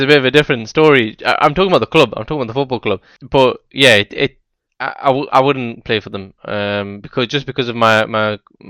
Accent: Newcastle, North East England, United Kingdom; Like the Tyneside Derby, right? I grew up in Newcastle.

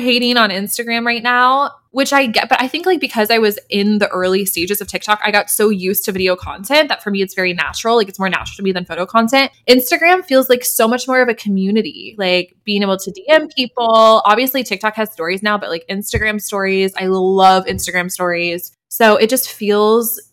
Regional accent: Denver, Colorado, United States; now in New York City, United States; I grew up in Denver, Colorado, and I now live in New York City.

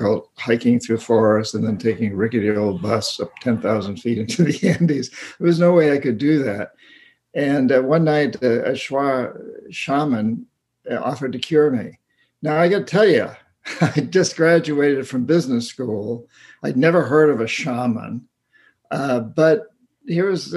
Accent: New Hampshire, United States; I grew up in rural New Hampshire. I grew up in New Hampshire

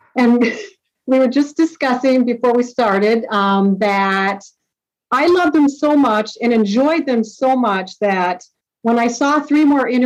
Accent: Sartell, Minnesota, United States; I grew up in Sartell, Minnesota

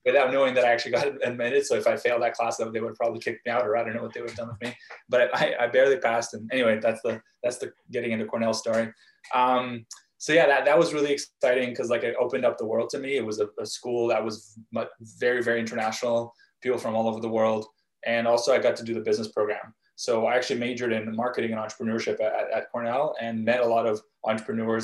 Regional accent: Vancouver, British Columbia, Canada; also born or lived in Krasnoyarsk, Russia / Israel; we moved again to, to Vancouver, uh, Canada, when I was five. And, and uh, when I got here, where I, where I live now, um, Vancouver, um, really from a young age

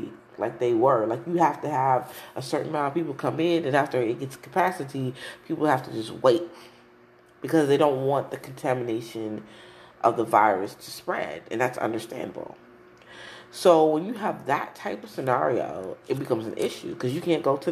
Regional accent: New Jersey, United States; moved away; I'm from Jersey

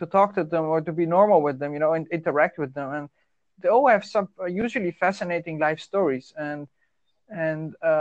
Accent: Netherlands; English is a second language; I'm from the Netherlands.

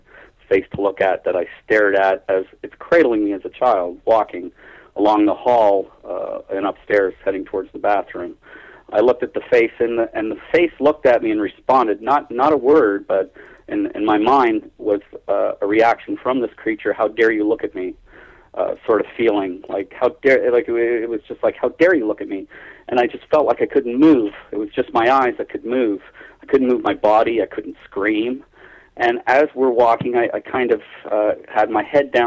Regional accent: Toronto, Ontario, Canada; also born or lived in Keele Street and Sheppard area, Toronto; So we moved into Scarborough. I was very young, so I'm gathering I was 4 years old, 1963.

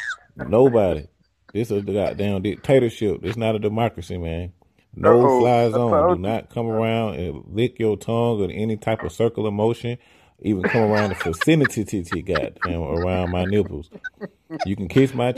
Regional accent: the South, United States; I was raised in the South, you know, more traditional way

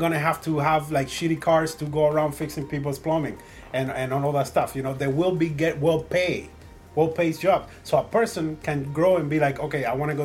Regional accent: United States; I'm an American

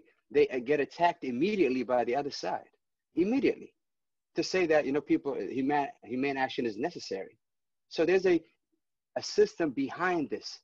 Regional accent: Ethiopia; now in United States; I was born in Ethiopia, but I'm an American.

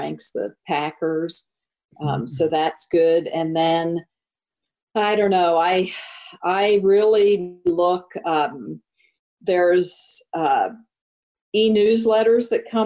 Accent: United States; as an American

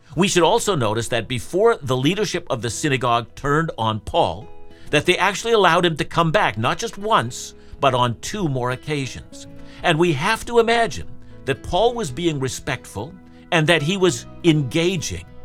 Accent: Canada; I'm a Canadian

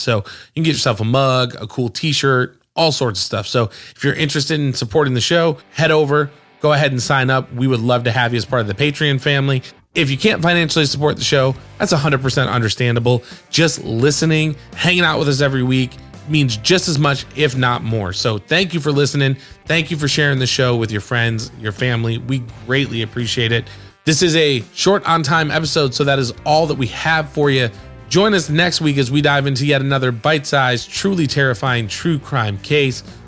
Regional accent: the North, United States; moved away; I'm from the North

